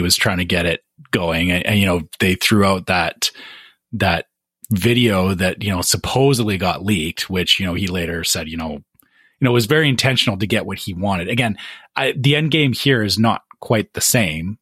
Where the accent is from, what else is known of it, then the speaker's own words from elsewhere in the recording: Canada; as a Canadian